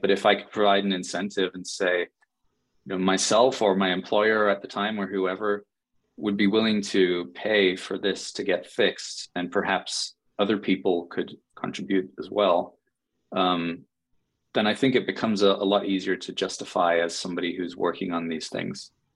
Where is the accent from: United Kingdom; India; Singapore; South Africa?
United Kingdom; England; moved away as an adult; also born or lived in New York City; now in United States; I'm from England originally, and I moved to uh-huh. the US about 10 years ago